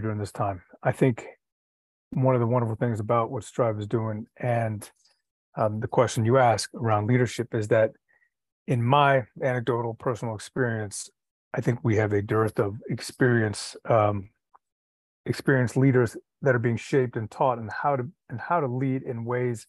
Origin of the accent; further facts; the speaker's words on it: Washington, District of Columbia, United States; I grew up in Washington, D.C., and my experiences in D.C. from a young age